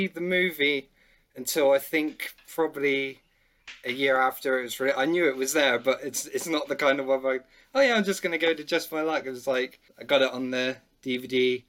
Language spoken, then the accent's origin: English; West Country, South West England, United Kingdom; I'm from the West Country